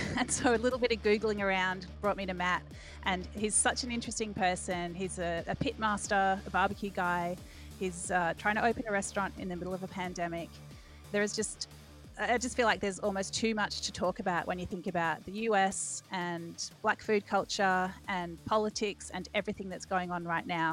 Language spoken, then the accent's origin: English; Australia; growing up in Australia